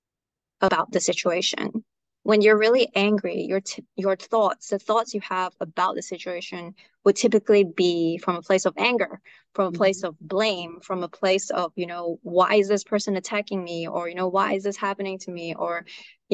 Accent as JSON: {"language": "English", "country": "Malaysia", "also_born_or_lived": "Australia", "moved": "as an adult", "said": "I'm originally from Malaysia, but I went to Australia for uni"}